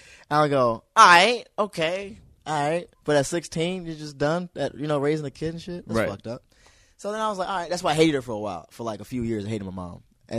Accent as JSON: {"language": "English", "town": "Hyattsville", "region": "Maryland", "country": "United States", "tie": "born or raised there", "said": "that's my hometown. Hiatal is my hometown."}